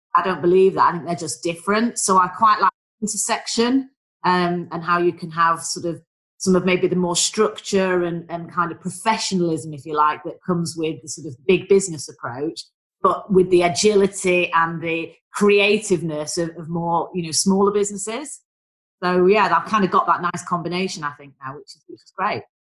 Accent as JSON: {"language": "English", "town": "Manchester", "region": "North West England", "country": "United Kingdom", "accent": "northern", "moved": "as an adult", "lives_now": "London, United Kingdom", "said": "You can probably tell from my dulcet tones, I am a northerner, I'm a Mancunian"}